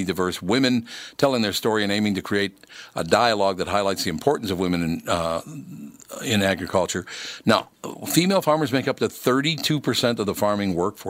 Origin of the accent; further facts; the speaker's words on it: Minnesota, United States; I was born and raised in Minnesota.